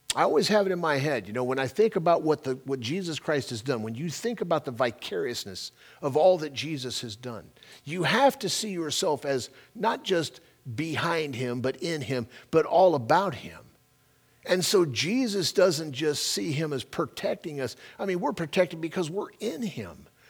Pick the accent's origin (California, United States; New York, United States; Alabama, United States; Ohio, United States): California, United States; moved away; I'm a Californian-born and raised there.